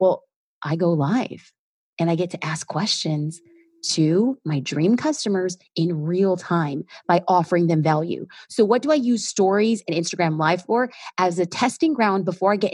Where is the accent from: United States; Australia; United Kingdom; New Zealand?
United States; Los Angeles, California; I'm an LA girl.